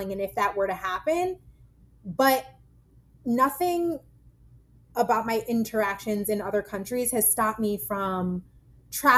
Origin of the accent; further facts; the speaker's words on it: United States; moved away; also born or lived in London / Toronto; I'm a Black American